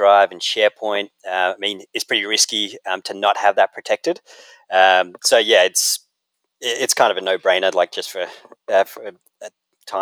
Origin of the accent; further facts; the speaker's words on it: Australia; moved away as an adult; now in United States; I'm Australian